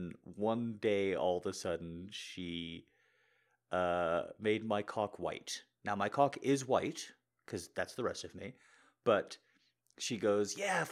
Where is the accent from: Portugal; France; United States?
United States; New Mexico; I grew up in New Mexico